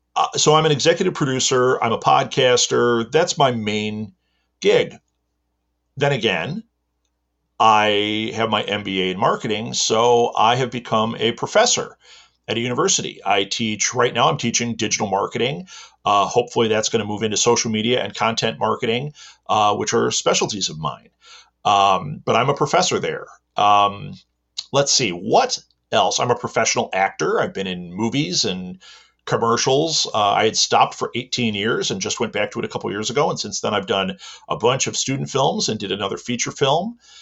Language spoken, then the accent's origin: English; Midwest, United States; I am a content creator and content marketer, and I am from the Midwest in America.